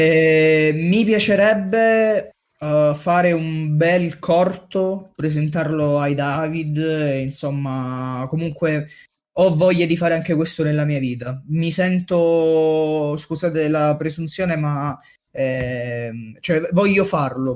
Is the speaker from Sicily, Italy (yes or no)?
yes; Messina, Sicily, Italy; io sono originario di Messina